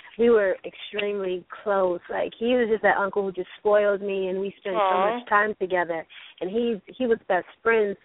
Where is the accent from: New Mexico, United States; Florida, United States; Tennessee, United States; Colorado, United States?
Florida, United States; Miami; born and raised in Miami, Florida, Dade County, 305